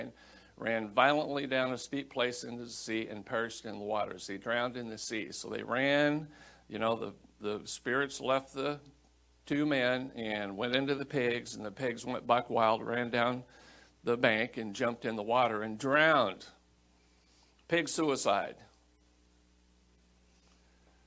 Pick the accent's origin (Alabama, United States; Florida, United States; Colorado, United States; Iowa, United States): Iowa, United States; I grew up in Iowa and Iowa's a pork state